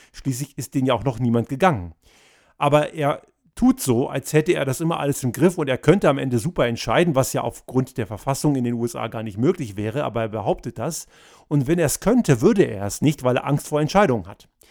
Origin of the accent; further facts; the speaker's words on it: Austria; bei uns in Österreich